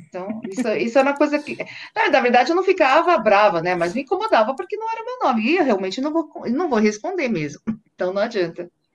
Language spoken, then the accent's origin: Portuguese; São Paulo, Brazil; eu sou de São Paulo, sempre morei em São Paulo